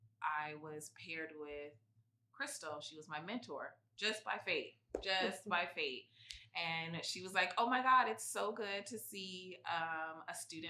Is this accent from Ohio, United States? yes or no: no; San Diego, California, United States; moved away as an adult; now in Santa Cruz, United States; I'm from San Diego, and I knew I didn't want to stay in San Diego